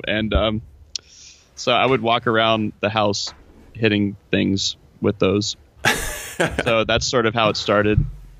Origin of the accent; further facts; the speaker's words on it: Parkville, Missouri, United States; moved away as an adult; also born or lived in Cincinnati, Ohio; now in Los Angeles, United States; So grew up in Kansas City. And then I went to school in Cincinnati for undergrad